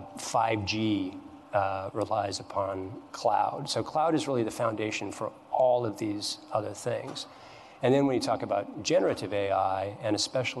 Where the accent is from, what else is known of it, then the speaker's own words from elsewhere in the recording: Missoula, Montana, United States; my hometown of Missoula, Montana